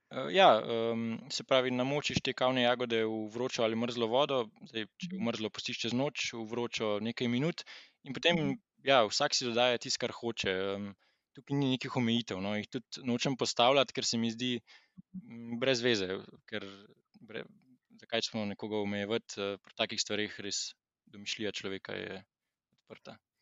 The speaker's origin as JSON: {"language": "Slovenian", "country": "Slovenia"}